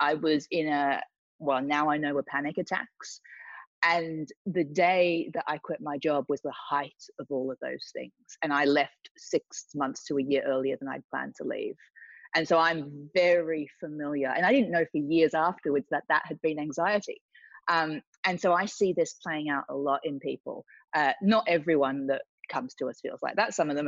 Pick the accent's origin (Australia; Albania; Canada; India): Australia; moved away as an adult; now in London, United Kingdom; I came from Australia to London, went through the corporate world, was working for a big media company.